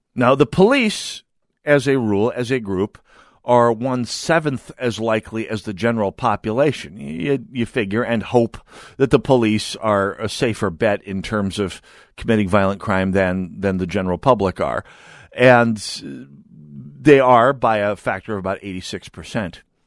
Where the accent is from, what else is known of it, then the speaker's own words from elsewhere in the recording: North Dakota, United States; now in Minnesota, United States; I'm, I'm from North Dakota